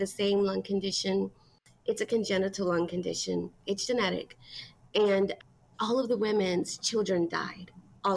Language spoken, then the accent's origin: English; Metairie, Louisiana, United States; also born or lived in New Orleans; I was born in New Orleans. I was raised in Metairie. Metairie is a suburb right outside of New Orleans